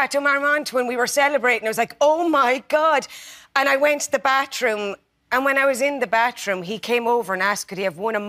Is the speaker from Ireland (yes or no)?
yes; Tipperary, Ireland; I'm from Tipperary.